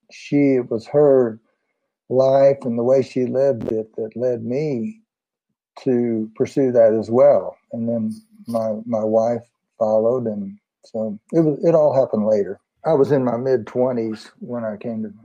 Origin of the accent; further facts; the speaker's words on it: San Antonio, Texas, United States; I was born in San Antonio, 1948